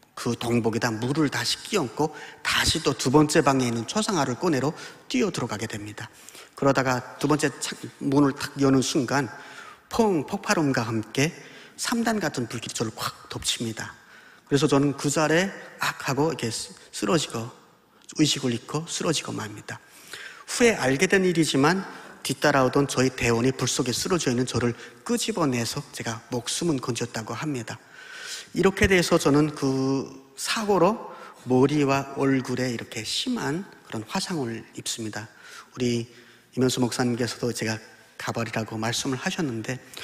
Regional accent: Pyongyang, North Korea; moved away as an adult; now in Daejeon, South Korea; 저는 북한에서 태어나 29년을 살다가 8년 전 대한민국에 온 탈북민 신학생

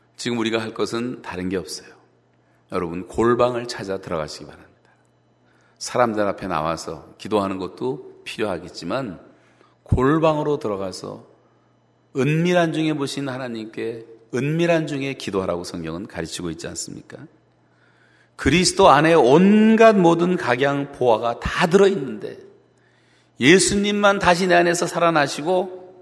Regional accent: South Korea; 같은 한국 사람으로서

